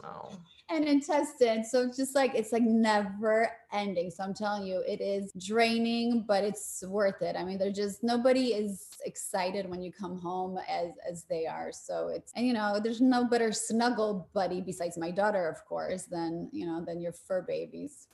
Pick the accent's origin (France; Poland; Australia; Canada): Poland; now in United States; I was born in Poland.